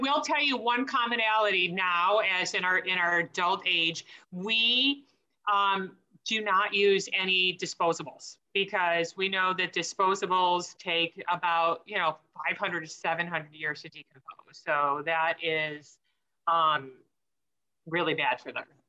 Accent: Michigan, United States; We grew up in Michigan

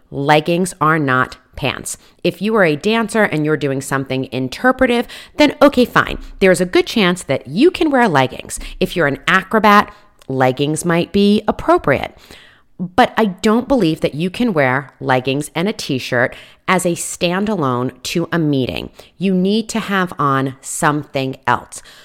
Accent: East Coast, United States; moved away; I come from the East Coast

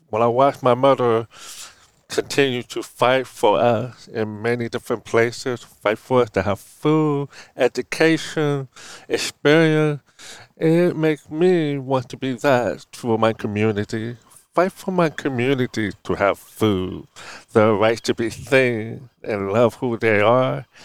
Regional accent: Oakland, California, United States; happiest time I still growing up in Oakland, California. My mother … was single mom who took care of us five.

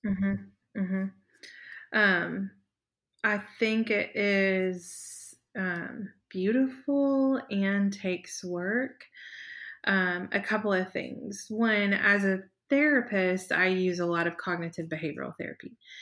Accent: the South, United States; growing up in the South, you were meant to wear a dress to church on Sundays

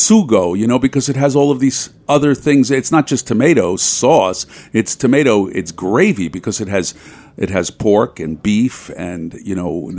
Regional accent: New York City, New York, United States; I grew up in Italian-American Bensonhurst, and, you know, that was a vital working-class neighborhood, still is

